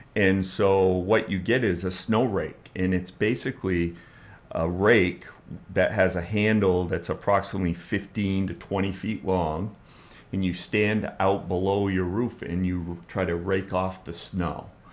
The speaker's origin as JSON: {"language": "English", "town": "Bangor", "region": "Maine", "country": "United States", "tie": "born or raised there", "also_born_or_lived": "Portland, Maine / Florida", "moved": "as an adult", "said": "I was born in Portland, Maine, and I grew up in the Bangor, Maine area"}